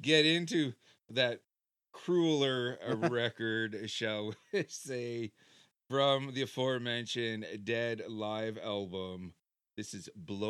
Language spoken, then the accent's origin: English; Canada; being a Canadian